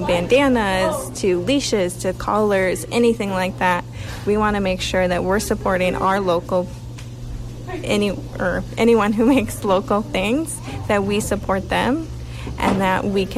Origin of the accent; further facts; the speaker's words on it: United States; moved away as an adult; also born or lived in Woodstock, Ontario / Kitchener, Ontario; now in Sackville, Canada; I'm actually originally from the States. So I moved here when I was like 18.